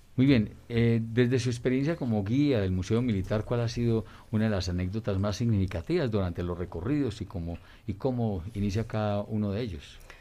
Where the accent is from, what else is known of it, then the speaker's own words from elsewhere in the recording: Colombia; nuestra idiosincrasia como colombianos